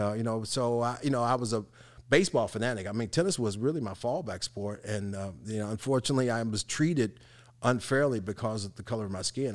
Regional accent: Evansville, Indiana, United States; I grew up in one of those housing communities, which was the Fulton Square, Cedar Hall

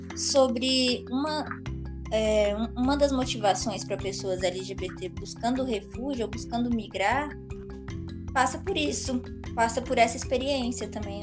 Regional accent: Gama, Federal District, Brazil; eu não me considero brasiliense, de fato, assim. Para mim, eu sou candanga e gamense

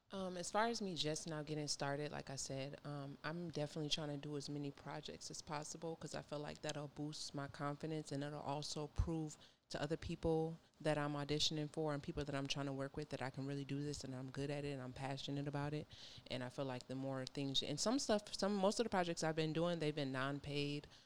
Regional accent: Minnesota, United States; moved away as an adult; now in Georgia, United States; I moved from, I'm from Minnesota

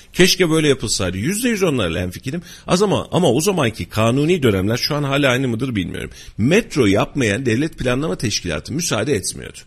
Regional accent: Kayseri, Kayseri Province, Turkey

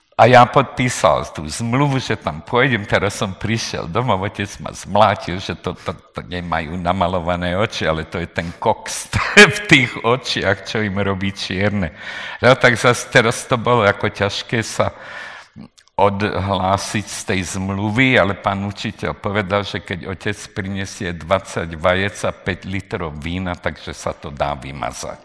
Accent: Nové Zámky, Nitra Region, Slovakia; moved away as an adult; ja říkam nové zámky

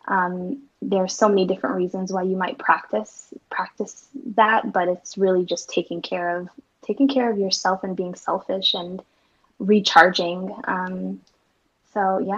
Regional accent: Portland, Oregon, United States; I live in Portland, Oregon, and I'm in product marketing at a healthcare company. Um, yeah, born and raised in Portland.

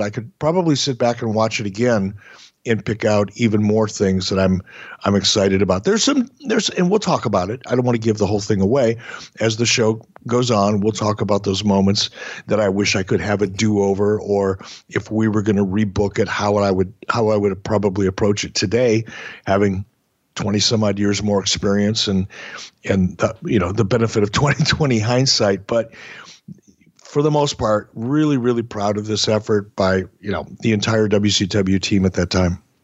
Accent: Minneapolis, Minnesota, United States; also born or lived in Detroit, Michigan; my wrestling fandom in Minneapolis

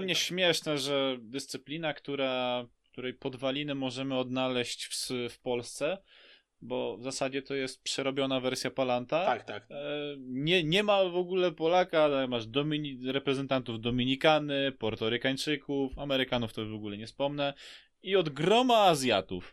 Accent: Lublin, Lublin Voivodeship, Poland; also born or lived in Bychawa / Wola Gałęzowska; wcześniej mieszkałem w takiej małej wsi Wola Gałęzowska koło Bychawy, bo w Bychawie się urodziłem

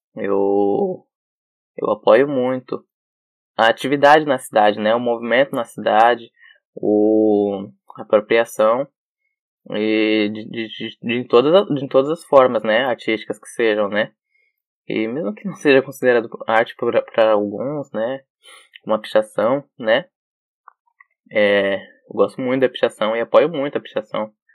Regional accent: São Paulo, Brazil; eu vim da periferia de São Paulo

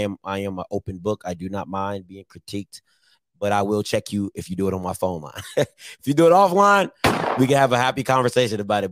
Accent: Maryland, United States; I'm from Maryland

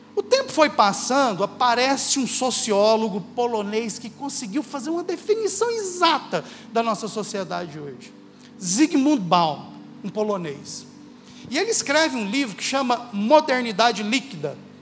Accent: Uberlândia, Minas Gerais, Brazil; sou de Uberlândia

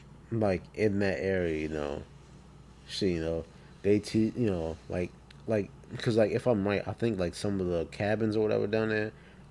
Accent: Westmoreland County, Northern Neck, Virginia, United States; also born or lived in Maryland; My hometown is the birthplace of our first president.

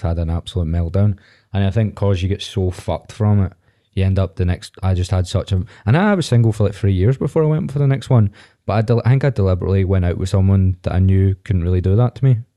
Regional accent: Viewpark, Scotland, United Kingdom; I'm from View Park, but that's not any better.

